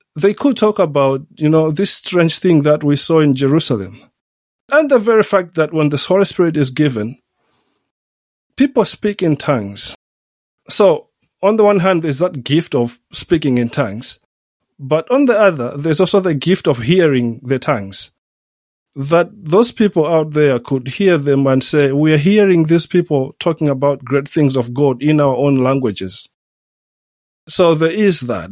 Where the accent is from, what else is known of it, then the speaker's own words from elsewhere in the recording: Southern Region, Malawi; moved away as an adult; also born or lived in Switzerland / Germany / United States / Oxford, United Kingdom; now in Liverpool, United Kingdom; I come from Malawi, come from southern Malawi.